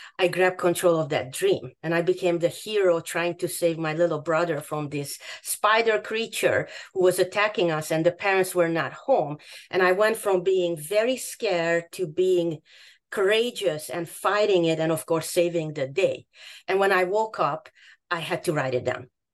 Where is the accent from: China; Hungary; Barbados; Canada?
Hungary; English is a second language; moved away as an adult; also born or lived in Boston; now in United States; My background is that I grew up in Hungary.